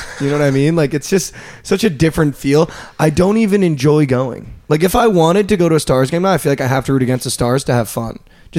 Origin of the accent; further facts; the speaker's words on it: East Coast, United States; now in Dallas, United States; growing up in the East Coast